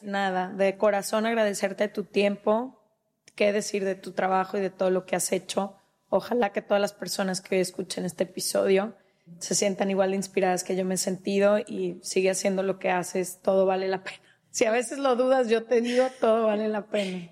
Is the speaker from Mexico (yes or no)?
yes; Mexico; yo como mexicana